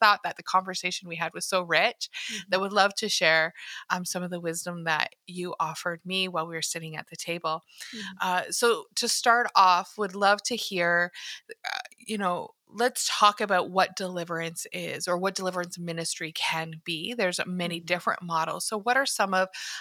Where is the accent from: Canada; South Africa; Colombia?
Canada; I'm from Canada.